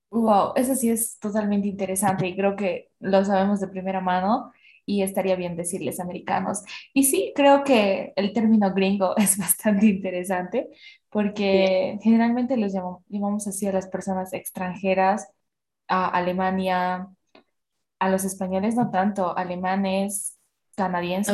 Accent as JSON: {"language": "Spanish", "country": "Bolivia", "also_born_or_lived": "Independencia / Cochabamba", "said": "en realidad soy boliviana"}